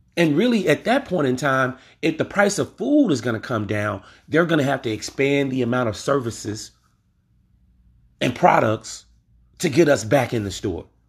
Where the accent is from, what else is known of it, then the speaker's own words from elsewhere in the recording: Louisiana, United States; I'm from Louisiana